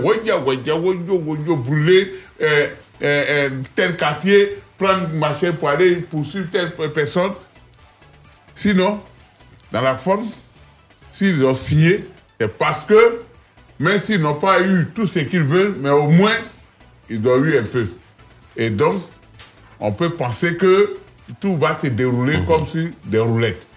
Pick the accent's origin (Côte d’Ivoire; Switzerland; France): Côte d’Ivoire; nous sommes tous des Ivoiriens